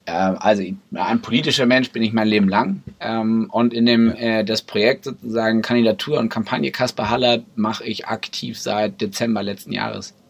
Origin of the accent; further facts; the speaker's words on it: Braunschweig, Lower Saxony, Germany; also born or lived in Brussels / Berlin; meine Heimatstadt, in der ich groß geworden bin, der ich unglaublich viel zu verdanken habe. Schule, äh, Kindergarten, Musikschule